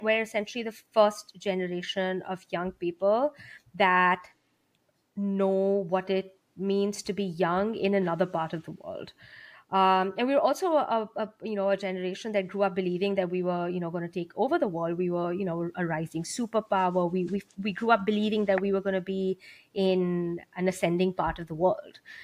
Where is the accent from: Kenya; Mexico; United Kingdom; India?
India; moved away; I grew up in India.